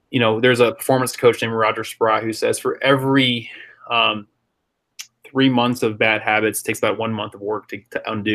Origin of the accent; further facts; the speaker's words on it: San Jose, California, United States; also born or lived in Netherlands; as a kid growing up in South San Jose